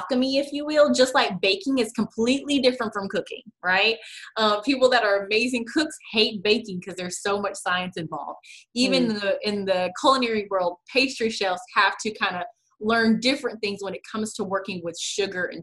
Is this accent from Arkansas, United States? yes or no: yes; Little Rock, Arkansas, United States; also born or lived in United Kingdom; I'm born and raised in Little Rock, Arkansas